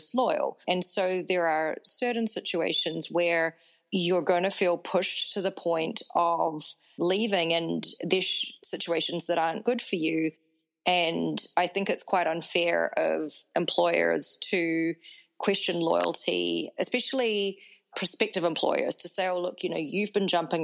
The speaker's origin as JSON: {"language": "English", "country": "New Zealand", "also_born_or_lived": "Singapore", "moved": "as an adult", "lives_now": "United States", "said": "I'm based in the United States, and I am from New Zealand."}